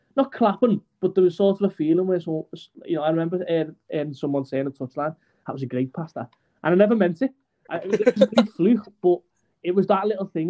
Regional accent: Aintree, North West England, United Kingdom; I'm from Bazzacchi or Aintree. I'm on the border between the two

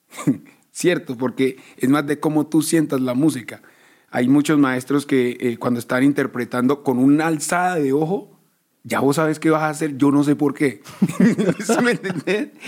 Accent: Medellín, Antioquia, Colombia; Nosotros todos, todos nacimos en Medellín.

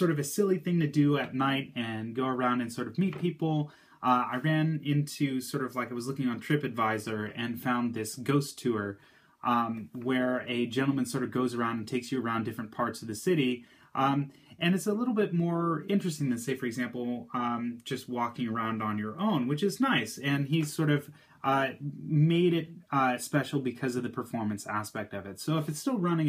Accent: United States; born or raised there

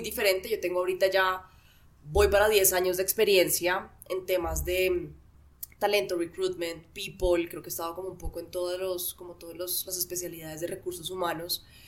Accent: Bogotá, Colombia; yo soy administradora de empresas, soy de Bogotá, tengo 33 años

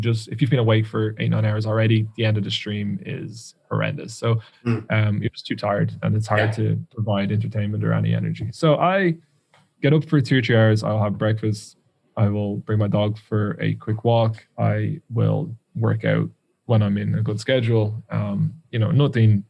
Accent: Ireland; accent: Irish; I can't even pronounce words in English as an Irishman

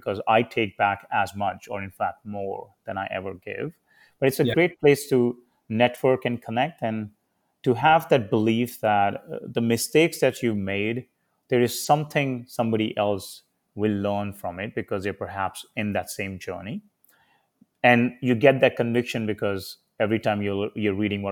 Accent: India; now in United States; I was a very hard worker, as many Indian kids are growing up in India

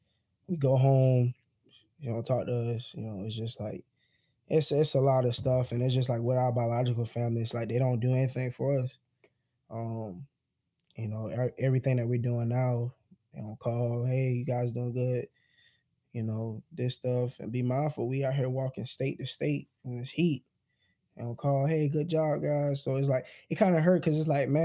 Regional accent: South Carolina, United States; we're from South Carolina.

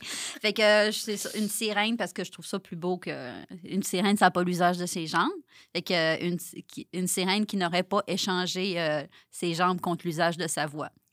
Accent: Saguenay, Quebec, Canada; je viens du Saguenay

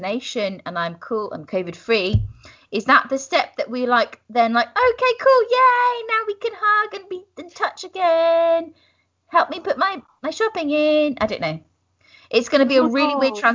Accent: United Kingdom; as British people

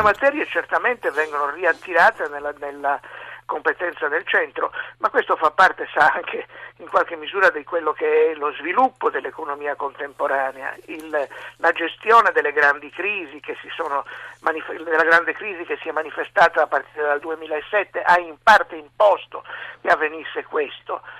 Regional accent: Sardinia, Italy; io da sardo e da autonomista

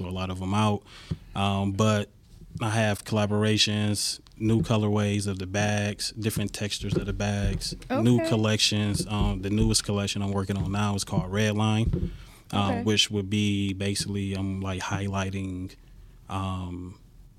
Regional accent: Detroit, Michigan, United States; Born and raised in Detroit, East Side, Van Dyke Harbor area.

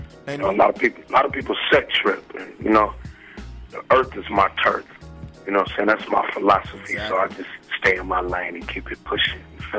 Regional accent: San Francisco, California, United States; I'm from San Francisco

